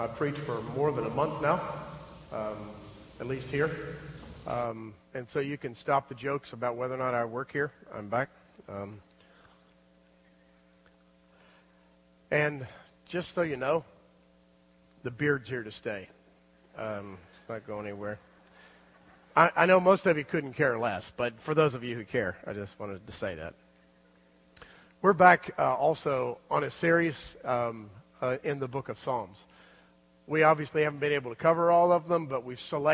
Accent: South Florida, United States; also born or lived in Louisville, Kentucky; I was raised in South Florida, but I was born in Louisville, Kentucky.

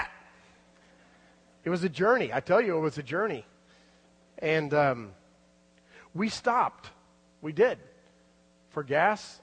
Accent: South Florida, United States; also born or lived in Louisville, Kentucky; I was raised in South Florida, but I was born in Louisville, Kentucky.

